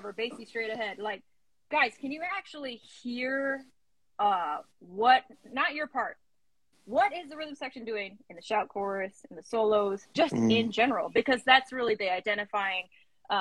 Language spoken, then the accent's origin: English; Connecticut, United States; I'm from Connecticut